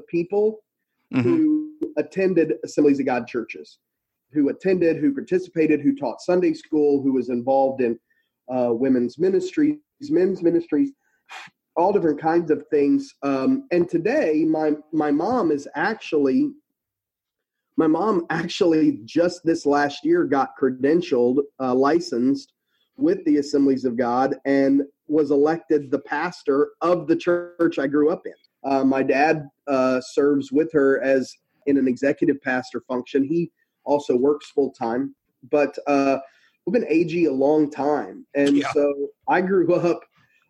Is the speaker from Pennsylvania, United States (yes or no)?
no; Brenham, Texas, United States; moved away; also born or lived in Houston, Texas / Springfield, Missouri; I was born in Houston, Texas, raised in a town called Brenham, which is just an hour and 15 minutes outside of town